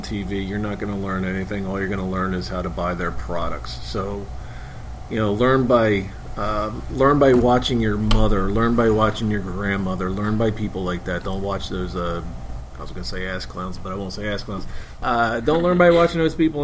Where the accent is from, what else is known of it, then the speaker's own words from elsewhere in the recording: Philadelphia, Pennsylvania, United States; moved away; I'm from Philly.